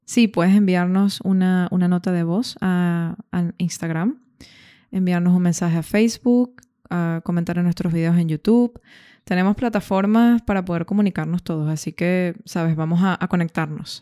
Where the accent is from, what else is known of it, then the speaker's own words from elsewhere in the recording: Caracas, Capital District, Venezuela; moved away as an adult; also born or lived in Dublin, Ireland / Granada, Spain / Schaffhausen, Switzerland; Yo soy de Caracas, Venezuela